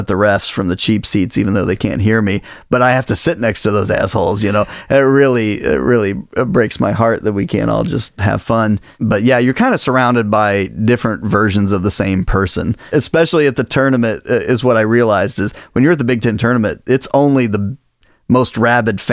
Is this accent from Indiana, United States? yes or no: yes; Indiana, United States; now in Illinois, United States; I grew up in Indiana, and so you know, basketball is kind of king in Indiana